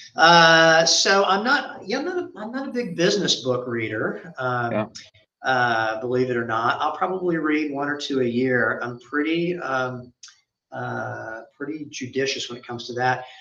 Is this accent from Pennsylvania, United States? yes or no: no; Memphis, Tennessee, United States; moved away as an adult; also born or lived in Oxford, Mississippi; now in Dallas, United States; where I grew up in Memphis.